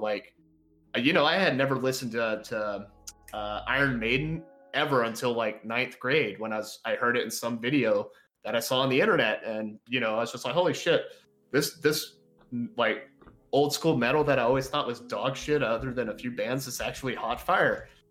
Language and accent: English; Texas, United States; I'm from Texas